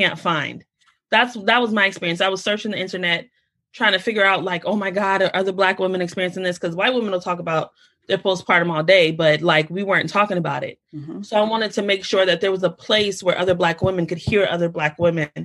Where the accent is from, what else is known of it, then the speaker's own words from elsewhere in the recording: United States; I'm Black American.